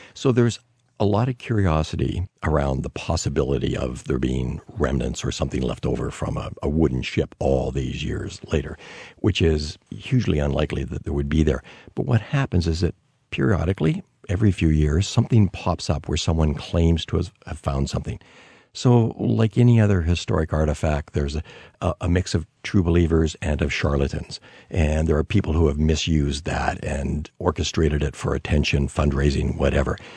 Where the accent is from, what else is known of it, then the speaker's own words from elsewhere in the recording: Canada; as a Canadian